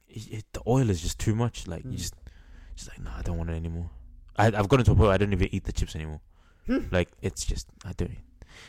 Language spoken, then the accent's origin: English; Melbourne, Victoria, Australia; I'm from Melbourne